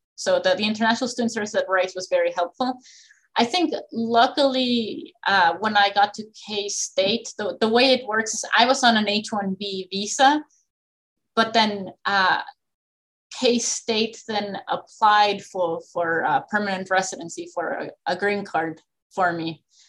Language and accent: English; Texas, United States; I came from Texas, right? Texas time, Kansas time.